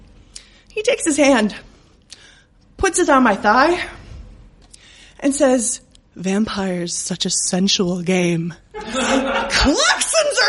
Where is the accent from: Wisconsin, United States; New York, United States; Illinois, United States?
Wisconsin, United States; I'm from Wisconsin